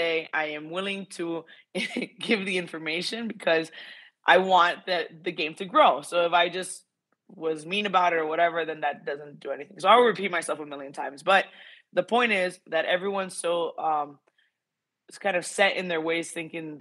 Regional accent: Miami, Florida, United States; I grew up in Miami, Florida

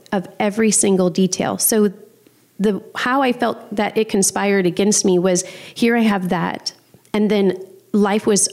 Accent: New Orleans, Louisiana, United States; growing up in New Orleans with a single mom

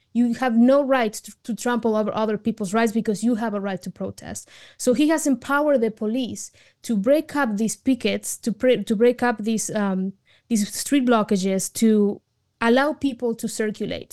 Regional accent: Argentina; now in United States; I immigrated to the United States from Argentina

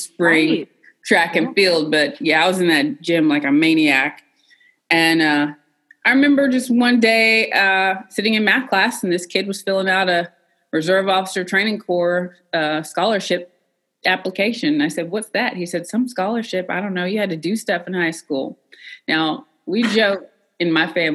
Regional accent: Cookeville, Tennessee, United States; I was a country girl from Tennessee. I'm from Cookeville, Tennessee, originally. I did grow up in a household full of veterans, though

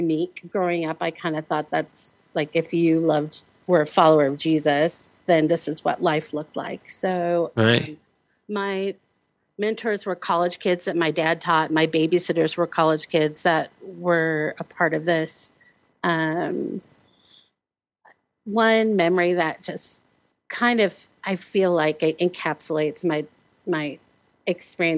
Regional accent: Omaha, Nebraska, United States; Originally Omaha, Nebraska.

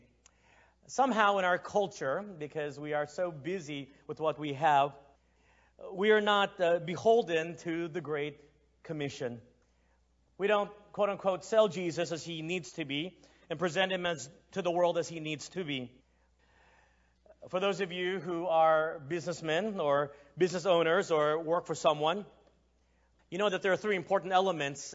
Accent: Texas, United States; moved away as an adult; also born or lived in Philippines; now in Asia; I am ethnically Chinese, but I was born in the Philippines and I grew up in Texas

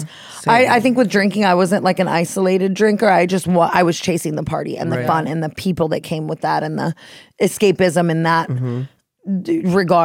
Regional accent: Las Vegas, Nevada, United States; now in Los Angeles, United States; I grew up in Vegas

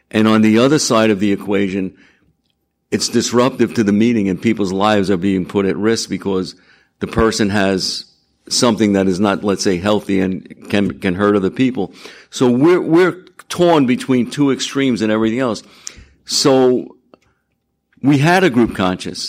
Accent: Long Island, New York, United States; I'm from Long Island

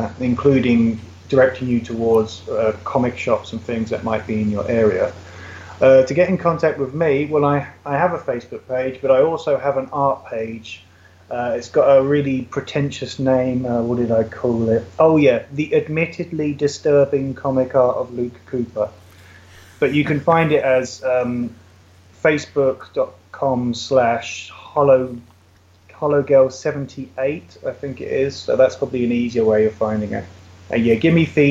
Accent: United Kingdom; moved away; I'm British

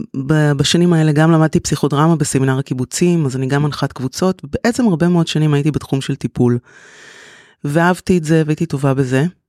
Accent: Tel Aviv, Tel Aviv District, Israel; moved away as an adult; now in Kfar Saba, Israel; אני תל אביבית, נולדתי בתל אביב, גדלתי בתל אביב

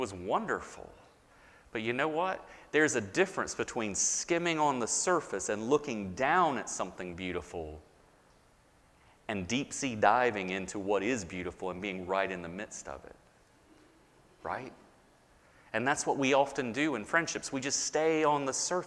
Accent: the South, United States; I was born and raised in the South. I am a Southerner

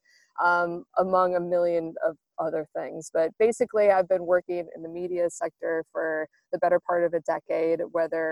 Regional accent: United States; now in Australia; as an American

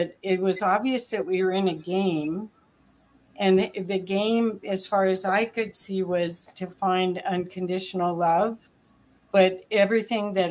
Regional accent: Ohio, United States; So I grew up also in Ohio

